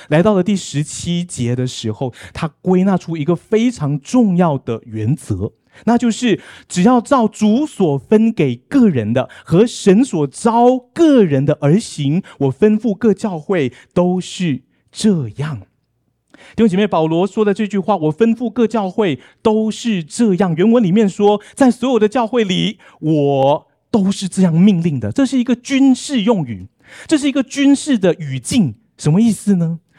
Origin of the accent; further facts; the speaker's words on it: Malaysia; now in Taipei, Taiwan; 我今天来到马，马来西亚